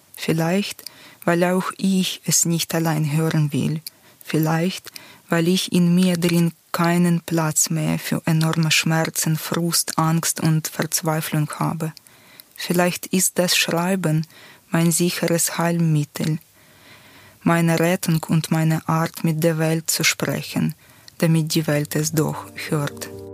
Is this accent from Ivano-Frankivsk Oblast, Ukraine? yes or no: no; Luhansk, Luhansk Oblast, Ukraine; German is a second language; moved away as an adult; also born or lived in Lviv, Ukraine; now in Switzerland; Ich bin in Luhansk im Osten der Ukraine aufgewachsen